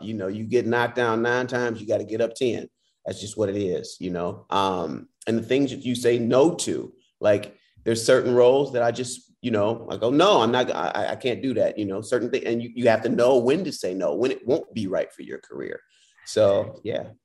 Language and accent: English; Detroit, Michigan, United States; I'm from Detroit, and that's where I started actually in theater